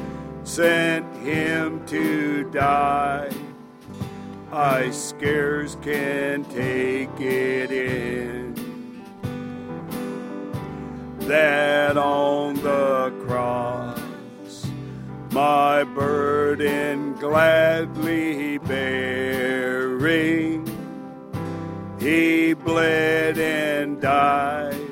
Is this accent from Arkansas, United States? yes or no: no; Dillingham, Alaska, United States; I'm originally from Dillingham.